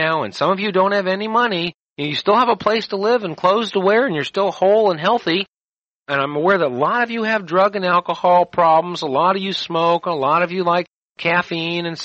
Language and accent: English; United States; I'm an American